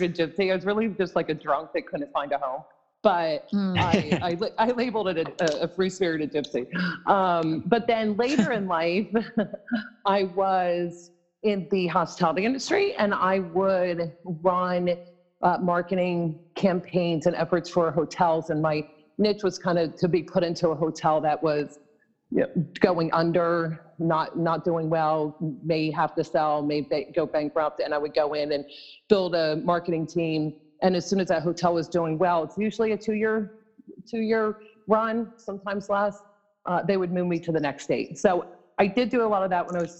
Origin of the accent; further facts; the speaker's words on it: Bucks County, Pennsylvania, United States; also born or lived in St. Thomas / St. John / Seattle / Idaho; now in New Jersey, United States; I was born and raised in Bucks County, Pennsylvania